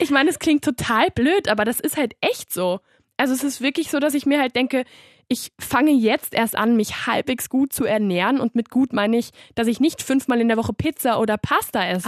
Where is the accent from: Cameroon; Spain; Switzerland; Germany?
Spain; Barcelona, Catalonia; moved away as an adult; now in Vienna, Austria; ich war zwar in Barcelona auf der Schule